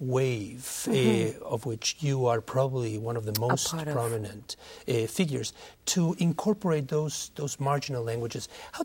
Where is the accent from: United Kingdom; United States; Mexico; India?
Mexico; When I was growing up in Mexico in the 60s and in the 70s